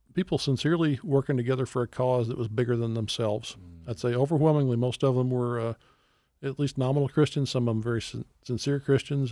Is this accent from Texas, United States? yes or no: yes; Texas, United States; growing up in Texas